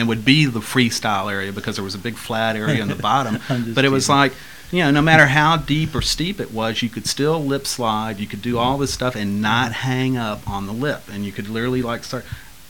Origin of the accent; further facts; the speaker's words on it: Gulf Coast of Texas, United States; I grew up surfing on the Gulf Coast of Texas